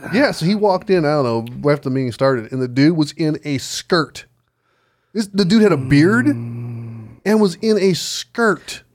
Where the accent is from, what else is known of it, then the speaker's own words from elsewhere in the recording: United States; as an American citizen born in this country